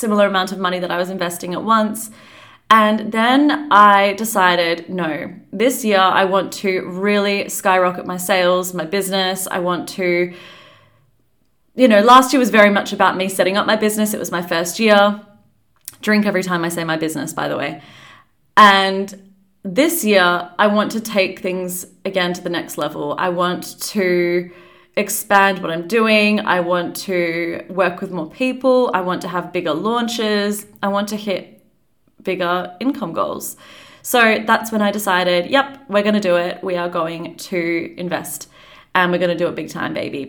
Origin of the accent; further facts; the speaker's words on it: Perth, Western Australia, Australia; moved away as an adult; also born or lived in New Zealand / London, United Kingdom; now in Perth, Australia; I am from Australia. I was born in New Zealand, actually, but I grew up in Australia.